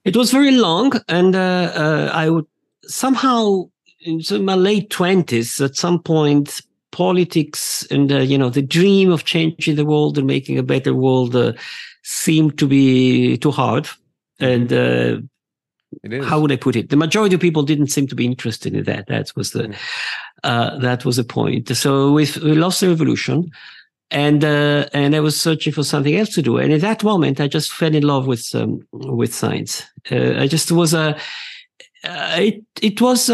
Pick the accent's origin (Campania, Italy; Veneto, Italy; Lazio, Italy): Veneto, Italy; Verona; I'm Italian. Yeah. I was born in Verona.